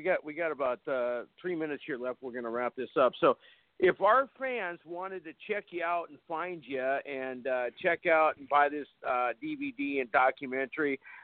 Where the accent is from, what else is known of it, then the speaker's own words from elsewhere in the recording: Fargo, North Dakota, United States; that's my hometown.